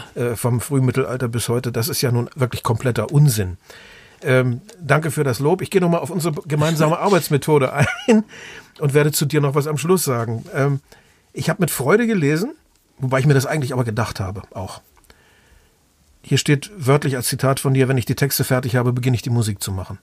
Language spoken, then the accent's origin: German; Osnabrück, Lower Saxony, Germany; in Osnabrück, da wo ich aufgewachsen bin